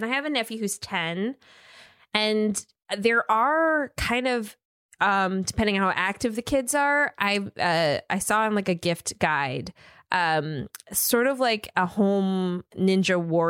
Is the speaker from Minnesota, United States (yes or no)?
yes; Minnesota, United States; moved away; Because I grew up in Minnesota.